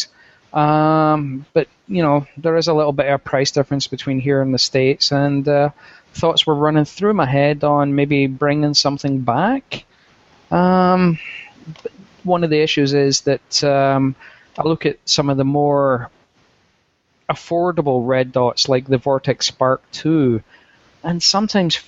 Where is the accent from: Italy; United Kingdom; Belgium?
United Kingdom; Scotland; being Scottish